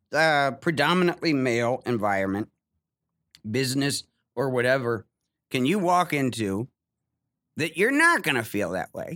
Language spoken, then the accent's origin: English; Ohio, United States; moved away as an adult; I'm from Ohio